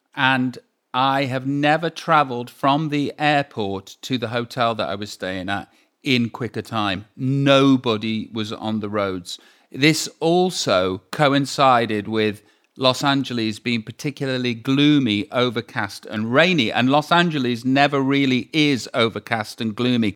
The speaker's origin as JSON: {"language": "English", "town": "Stoke-on-Trent", "region": "West Midlands", "country": "United Kingdom", "moved": "yes", "said": "I am from Stoke on Trent"}